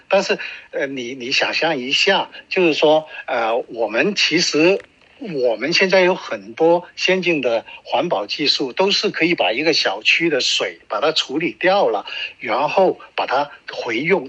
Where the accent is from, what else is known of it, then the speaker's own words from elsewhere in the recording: China; now in Canada; 我们中国人都有句话